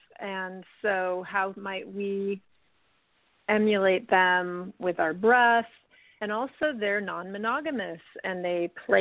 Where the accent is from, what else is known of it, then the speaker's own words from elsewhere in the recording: United States; also born or lived in Italy; now in California, United States; I'm American